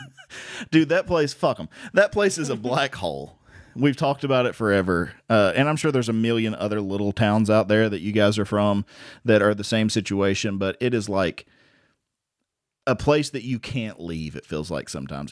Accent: Virginia, United States; we're from Virginia

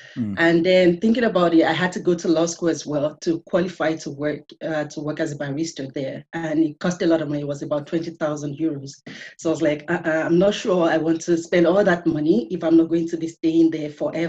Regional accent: Nigeria; English is a second language; moved away as an adult; also born or lived in Dublin, Ireland; now in Canada; So I am from Nigeria

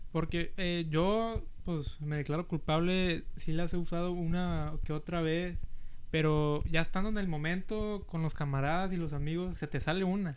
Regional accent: Brownsville, Texas, United States; first language Spanish; also born or lived in Monterrey, Mexico; ya me vine aquí al valle y pues crecí aquí en los últimos 15 años

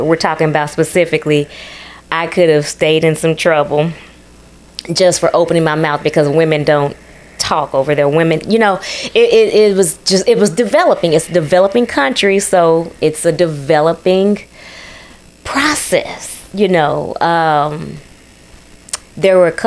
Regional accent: Texas, United States; also born or lived in Ethiopia; I'm from that on an ancestral level, but I did grow up in Texas too.

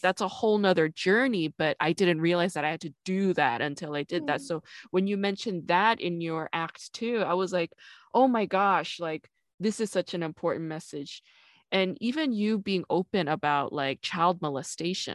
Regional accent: New York, United States; also born or lived in South Korea; now in Los Angeles, United States; I grew up in New York

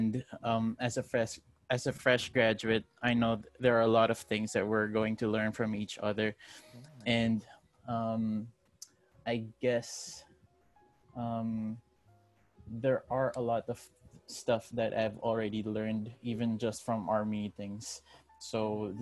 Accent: Rizal, Calabarzon, Philippines; I'm from Rizal

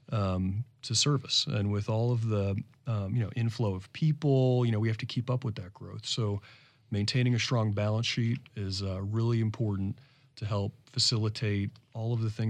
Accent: Florida, United States; I came here from South

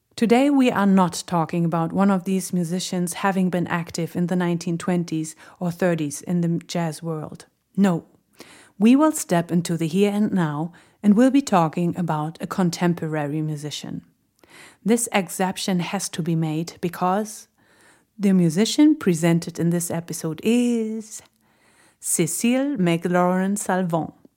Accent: Berlin, Germany; she is a real Berliner, just like me.

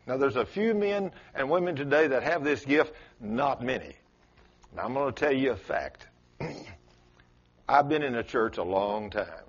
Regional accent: South Texas, United States; accent: South Texas; It's South Texas in me

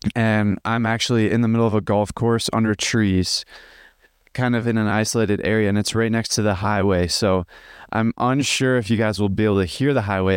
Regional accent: just outside of Chicago, Illinois, United States; I grew up in Il, uh, in America, in, uh, just outside of Chicago.

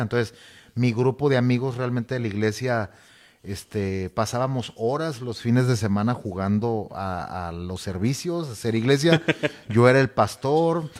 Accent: Nogales, Sonora, Mexico; moved away as an adult; also born or lived in Hermosillo, Mexico / Culiacán, Mexico; now in Tijuana, Mexico; soy originario de la ciudad de Nogales, Sonora.

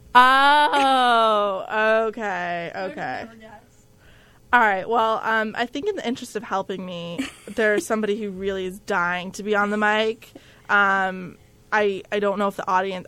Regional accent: New Jersey, United States; moved away; I'm from Jersey specifically

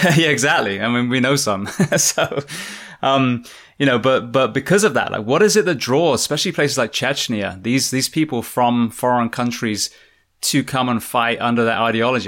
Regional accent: England, United Kingdom; I'm a fireman from England.

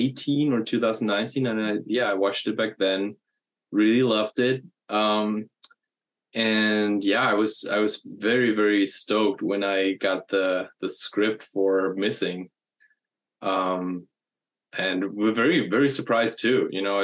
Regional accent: Germany; moved away; I'm from Germany originally.

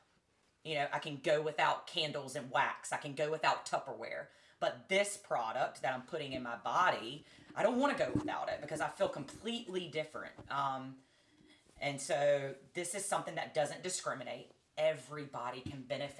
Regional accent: North Carolina, United States; I'm from North Carolina

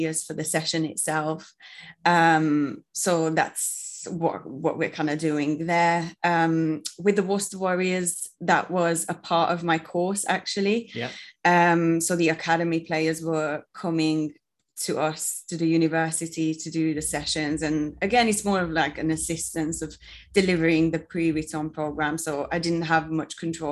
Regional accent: Hungary; moved away as an adult; now in United Kingdom; I'm from Hungary and I moved to the UK to do a bachelor's in food development and innovation

